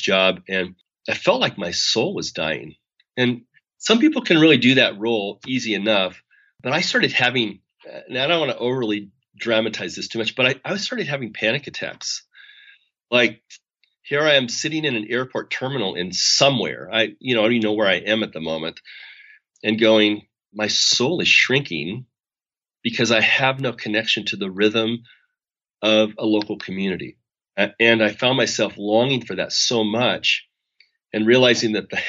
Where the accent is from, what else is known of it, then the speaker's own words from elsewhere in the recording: Spokane, Washington, United States; moved away as an adult; I'm from Spokane